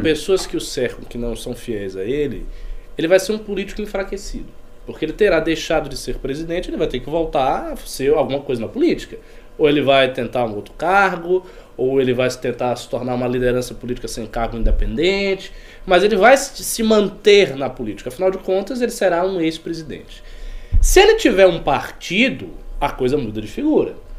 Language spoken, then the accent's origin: Portuguese; Bahia, Brazil; eu sou baiano